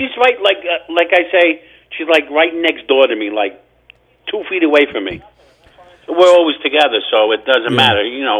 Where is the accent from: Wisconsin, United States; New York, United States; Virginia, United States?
New York, United States; Bronx; No, Bronx.